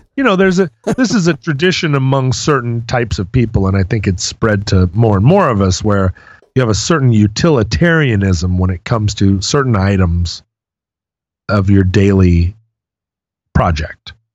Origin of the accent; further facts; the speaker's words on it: Alaska, United States; When I was growing up in Alaska